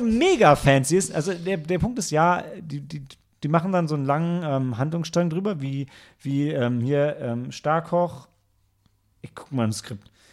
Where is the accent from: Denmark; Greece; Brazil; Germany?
Germany; Northern Germany; ich als Norddeutscher